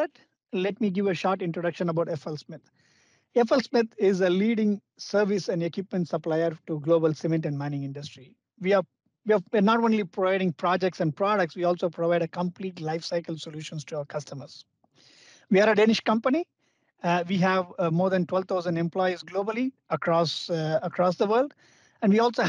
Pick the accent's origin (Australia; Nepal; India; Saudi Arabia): India; Being an Indian